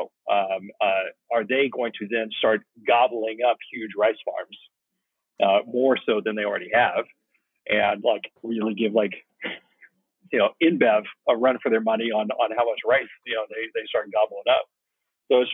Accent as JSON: {"language": "English", "town": "Woodland", "region": "California", "country": "United States", "tie": "born or raised there", "said": "I'm a Sacramento Valley kid. I grew up in Woodland"}